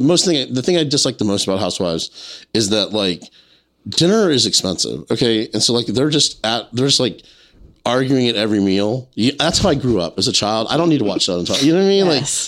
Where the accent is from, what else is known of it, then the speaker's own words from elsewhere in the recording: South Carolina, United States; I grew up in South Carolina